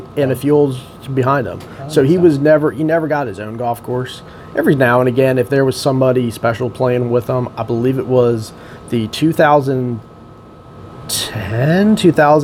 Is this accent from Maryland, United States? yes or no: no; Lorton, Virginia, United States; I grew up here in Lorton. I went to Hayfield High School